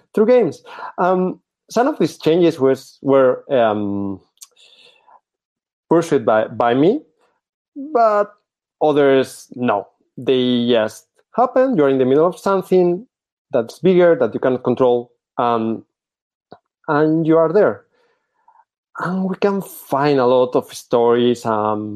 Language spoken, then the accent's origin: English; Spain; English is a second language; also born or lived in Barcelona; I'm from Spain, currently living in Barcelona.